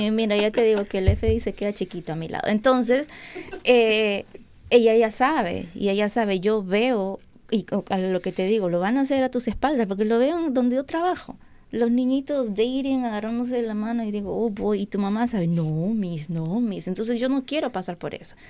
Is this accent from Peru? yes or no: yes; Peru; now in United States; Yo nunca cociné en Perú